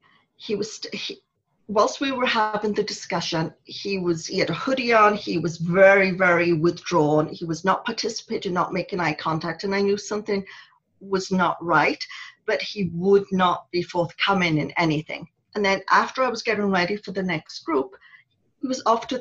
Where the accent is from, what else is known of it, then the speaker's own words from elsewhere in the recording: Wales, United Kingdom; moved away as an adult; when I was growing up in Wales